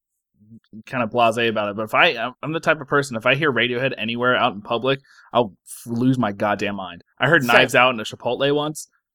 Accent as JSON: {"language": "English", "country": "United States", "said": "I'm also American"}